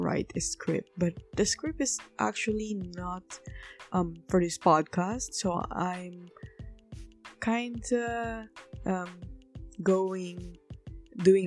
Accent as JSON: {"language": "English", "country": "Philippines", "said": "as a Filipino who claims herself to be an activist"}